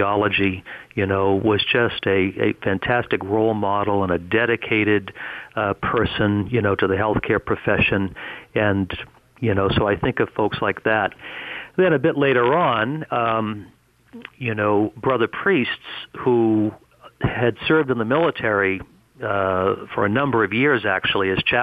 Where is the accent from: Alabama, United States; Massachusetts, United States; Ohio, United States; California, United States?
Massachusetts, United States; Greater Boston; born or raised there